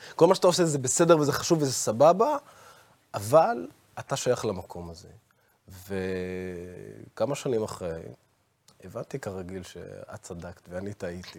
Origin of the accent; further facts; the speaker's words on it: Israel; also born or lived in Baqa al-Gharbiyye; אני בתור ערבי, אזרח מדינת ישראל